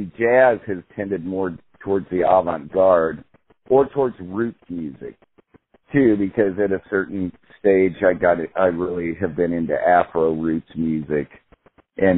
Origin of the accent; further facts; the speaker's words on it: Independence, Missouri, United States; also born or lived in Central California / Jefferson City, Missouri; now in Kansas City, United States; I was born in Independence, Missouri